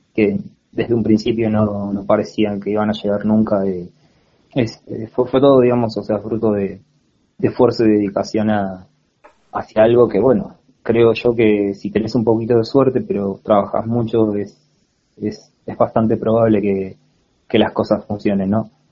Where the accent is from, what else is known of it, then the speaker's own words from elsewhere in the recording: Cipolletti, Río Negro, Argentina; moved away as an adult; now in Buenos Aires, Argentina; soy de, de Cipolletti, Río Negro